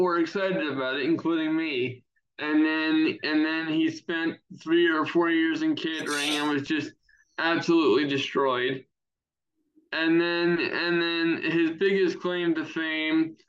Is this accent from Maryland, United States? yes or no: yes; Anne Arundel County, Maryland, United States; I was born in Anne Arundel County boy. I spent the first 8 years of my life there. Been a Marylander my entire life